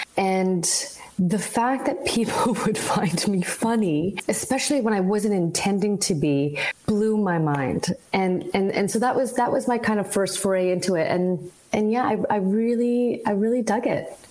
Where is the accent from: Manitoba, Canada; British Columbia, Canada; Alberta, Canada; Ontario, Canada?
British Columbia, Canada; Vancouver; also born or lived in Halifax, Nova Scotia; now in Toronto, Canada; So I grew up in BC. I grew up in Vancouver. I was born in Halifax and I moved to Vancouver probably when I was about eight years old.